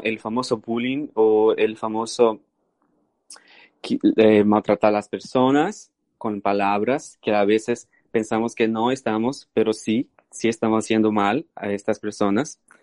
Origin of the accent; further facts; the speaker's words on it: Brazil; Spanish is a second language; moved away; puedo decir que soy brasileño